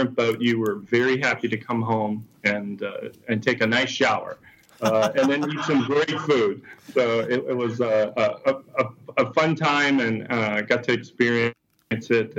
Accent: Lafitte, Louisiana, United States; I grew up in Lafitte, Louisiana, which is a small fishing community about 20 miles south of New Orleans

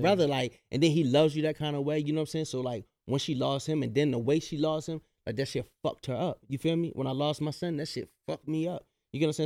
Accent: Baltimore, Maryland, United States; I'm from Baltimore

